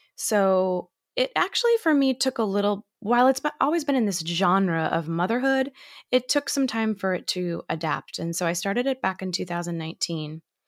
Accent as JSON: {"language": "English", "region": "Massachusetts", "country": "United States", "moved": "yes", "lives_now": "New York City, United States", "said": "I'm actually currently from Massachusetts"}